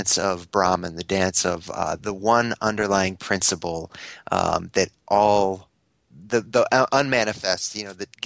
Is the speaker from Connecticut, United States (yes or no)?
yes; Connecticut, United States; now in Ottawa, Canada; I live in Ottawa now, but I'm from Connecticut.